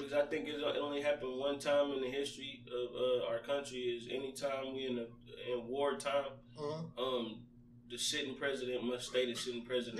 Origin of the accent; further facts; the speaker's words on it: Ohio, United States; Nigga, I'm from Ohio.